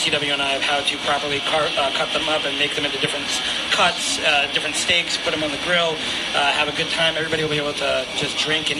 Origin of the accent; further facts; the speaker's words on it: Memphis, Tennessee, United States; moved away; I'm from Memphis. I grew up there. My parents still live there